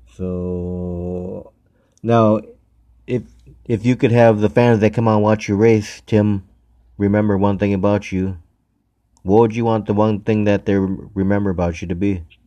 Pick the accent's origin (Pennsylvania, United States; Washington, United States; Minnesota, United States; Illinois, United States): Illinois, United States; Chicago; when I was growing up in Chicago